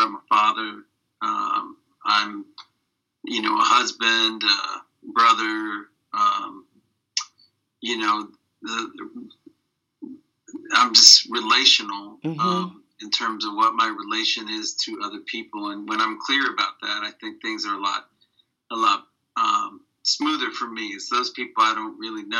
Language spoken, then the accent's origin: English; New York, United States; I was born in New York